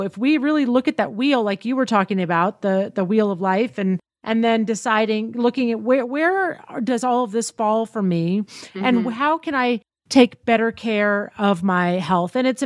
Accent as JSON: {"language": "English", "region": "Tennessee", "country": "United States", "tie": "born or raised there", "said": "I grew up in Tennessee."}